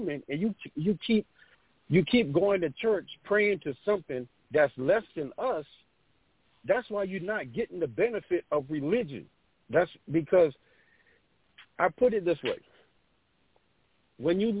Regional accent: Beaufort, South Carolina, United States; I grew up in Geechee Gullah, which is an African community. I was 7 years old. I was walking down downtown Beaufort

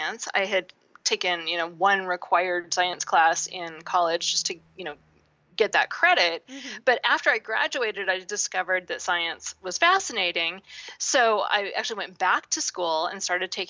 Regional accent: Seattle, Washington, United States; I grew up in Seattle where it rains a lot

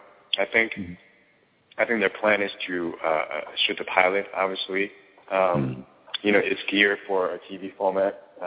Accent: New York City, New York, United States; We grew up in New York City, but we moved almost every year, year and a half, couple of years or so.

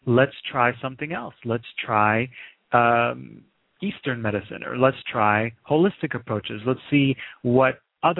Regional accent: Lebanon; moved away; I was born in the Middle East. I grew up in Lebanon during the Civil War.

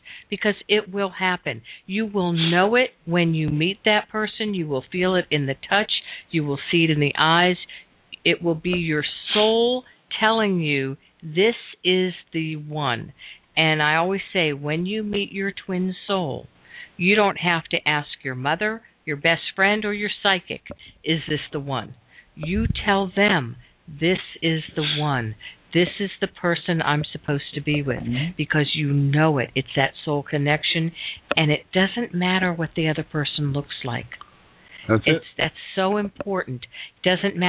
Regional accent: Florida, United States; now in Seattle, United States; I'm from Florida

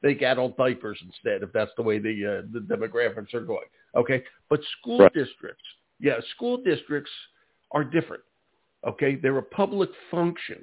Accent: Philadelphia, Pennsylvania, United States; moved away; I am originally from Philadelphia

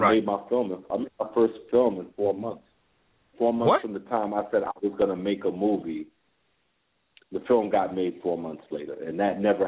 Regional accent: New York City, New York, United States; I'm from Flatbush, Brooklyn, and at the time Flatbush was just filled with a plethora of movie theaters on the strip

